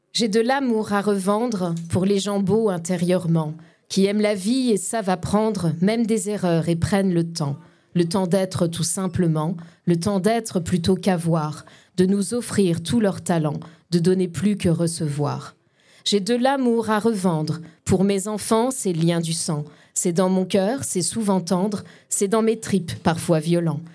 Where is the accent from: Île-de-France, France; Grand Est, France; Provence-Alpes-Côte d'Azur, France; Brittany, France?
Grand Est, France; Lorraine; also born or lived in Paris; d'où je viens euh, D'ici, en fait. Euh, enfin, je suis Lorraine